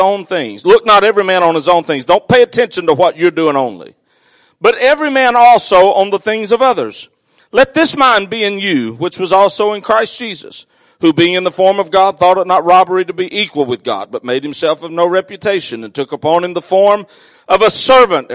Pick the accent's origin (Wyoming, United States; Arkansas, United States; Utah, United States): Arkansas, United States; South; I grew up in South Arkansas